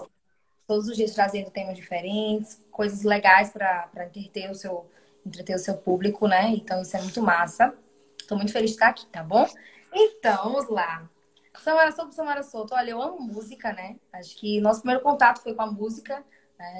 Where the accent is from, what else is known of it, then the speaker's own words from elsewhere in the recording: Maceió, Alagoas, Brazil; also born or lived in Jaboatão dos Guararapes, Pernambuco; eu nasci em Jaboatão dos Guararapes, né, em Pernambuco, mas muito novinha fui para Maceió, então a minha vida toda foi em Alagoas.